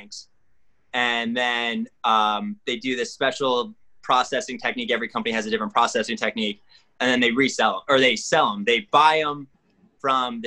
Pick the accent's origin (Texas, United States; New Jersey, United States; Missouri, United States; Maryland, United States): Maryland, United States; Middletown; also born or lived in Montgomery, Alabama / Virginia; I moved to a place called Middletown, Maryland in fifth grade. And that's like really where I grew up